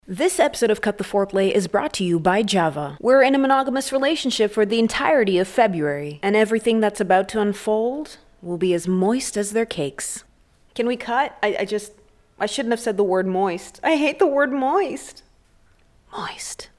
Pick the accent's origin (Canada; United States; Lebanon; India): Canada; now in Kenya; growing up in Canada